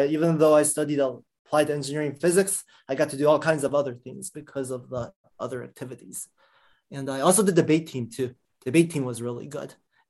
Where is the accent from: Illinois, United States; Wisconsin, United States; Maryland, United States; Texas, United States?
Maryland, United States; Silver Spring; Yeah, I grew up in the DC area, Maryland, Montgomery Blair High School in Silver Spring.